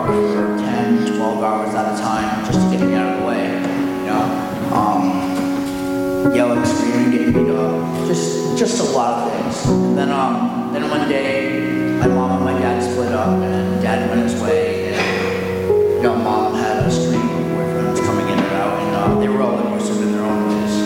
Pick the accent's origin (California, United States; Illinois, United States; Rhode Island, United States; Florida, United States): Rhode Island, United States; Coventry; I'm from Coventry, Rhode Island